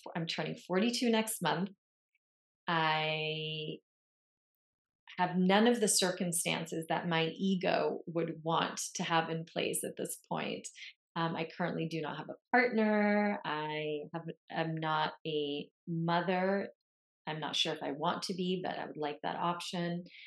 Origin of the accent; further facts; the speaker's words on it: Lebanon; moved away; I grew up in Lebanon in the Middle East